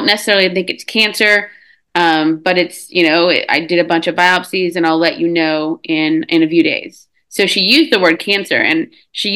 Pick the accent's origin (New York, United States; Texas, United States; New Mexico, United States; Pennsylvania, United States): Texas, United States; born and raised in Texas